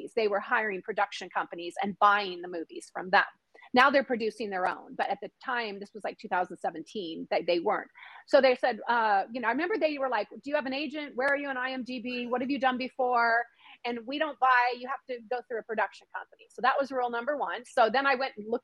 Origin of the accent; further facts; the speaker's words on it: Washington, United States; I grew up in Washington State, literally near the border